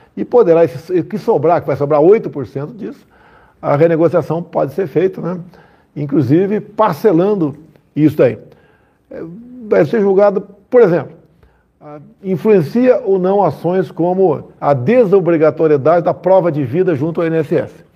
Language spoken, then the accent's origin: Portuguese; Southeast Brazil, Brazil; eu sou aqui do Sudeste, né?